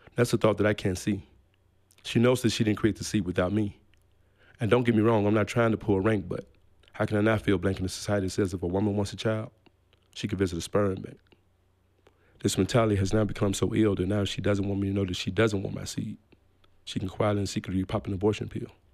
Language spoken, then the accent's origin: English; Gary, Indiana, United States; moved away as an adult; also born or lived in Memphis, Tennessee; I was born in Memphis, Tennessee, but I was raised in Gary, Indiana.